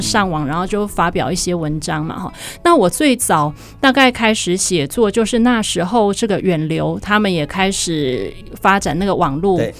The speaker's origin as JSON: {"language": "Chinese", "region": "Taichung", "country": "Taiwan", "tie": "born or raised there", "also_born_or_lived": "Taipei", "moved": "as an adult"}